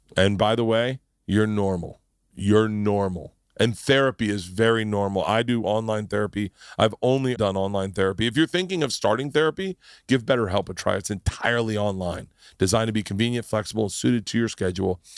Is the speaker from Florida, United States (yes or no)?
yes; Florida, United States; moved away; also born or lived in New York; I grew up in Florida.